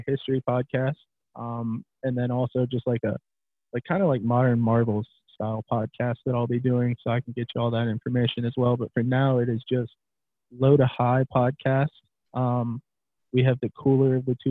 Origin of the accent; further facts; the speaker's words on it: the South, United States; I was from the South and I was the only Southerner there